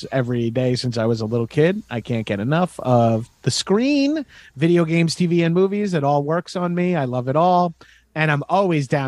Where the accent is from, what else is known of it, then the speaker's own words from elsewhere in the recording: Long Island, New York, United States; I'm from Long Island, New York.